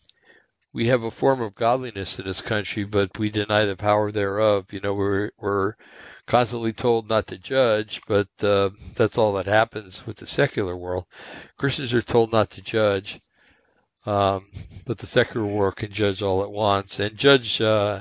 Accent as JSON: {"language": "English", "country": "United States", "also_born_or_lived": "West Coast", "said": "I'm an American in a un-American bastion of madness"}